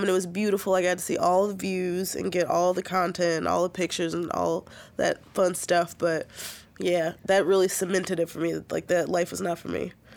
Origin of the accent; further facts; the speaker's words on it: Chicago, Illinois, United States; now in Portland, United States; I grew up in Chicago